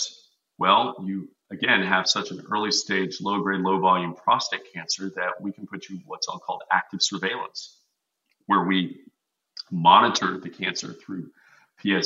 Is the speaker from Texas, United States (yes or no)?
yes; Texas, United States; I'm from Texas. I'm a meat and potatoes guy